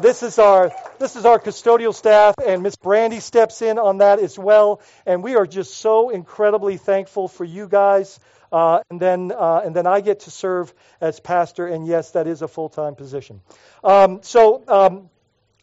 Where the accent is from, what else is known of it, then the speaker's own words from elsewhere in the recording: Bahamas; moved away; when I was growing up in the Bahamas